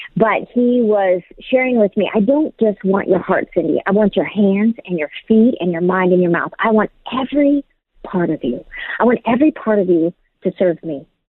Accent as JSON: {"language": "English", "town": "San Diego", "region": "California", "country": "United States", "tie": "born or raised there", "said": "I'm from San Diego"}